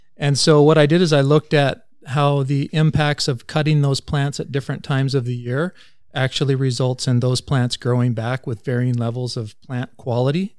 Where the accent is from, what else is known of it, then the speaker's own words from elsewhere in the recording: Vanderhoof, British Columbia, Canada; moved away as an adult; also born or lived in California; I grew up in Vanderhoof and went to high school at N V S S.